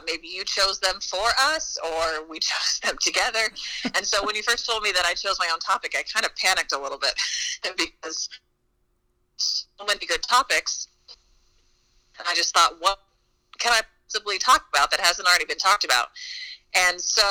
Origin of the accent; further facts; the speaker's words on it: the South, Missouri, United States; I'm from the South, and I like to say I'm from the South, and I live in the South, and Missouri's considered the Midwest, but I'm just like, well, we're really at the bottom of Missouri